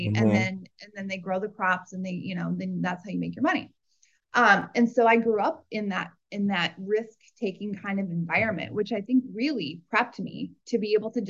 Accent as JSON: {"language": "English", "region": "Iowa", "country": "United States", "tie": "born or raised there", "said": "I grew up in a farm in Iowa"}